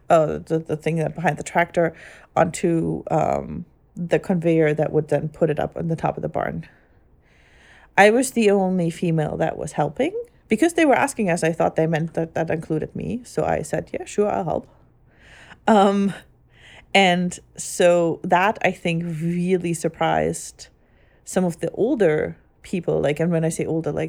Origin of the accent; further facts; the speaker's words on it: Germany; growing up in Germany and ever only ever going to Catholic church.